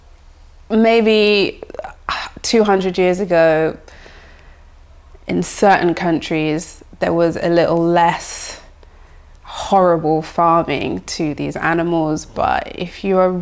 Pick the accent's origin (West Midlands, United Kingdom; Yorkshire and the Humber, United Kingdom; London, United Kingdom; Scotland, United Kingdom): London, United Kingdom; growing up in London